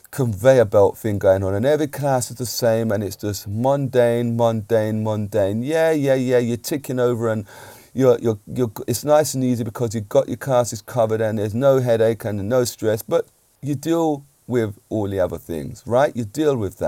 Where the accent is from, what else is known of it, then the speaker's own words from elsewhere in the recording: England, United Kingdom; I'm an Englishman, I've got to say. I'm a UK, born in the UK, but my parents are from Jamaica